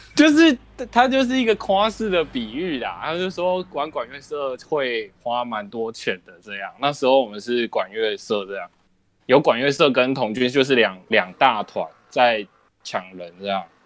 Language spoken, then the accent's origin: Chinese; southern Taiwan, Taiwan; 我是南部学校， 然后那是在我们南部那边